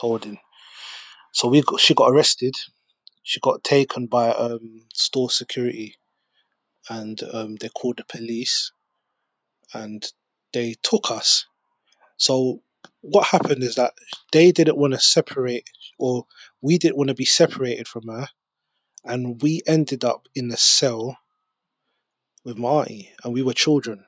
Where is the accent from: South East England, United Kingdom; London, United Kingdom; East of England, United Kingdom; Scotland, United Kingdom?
London, United Kingdom; also born or lived in Peckham; I grew up in Brixton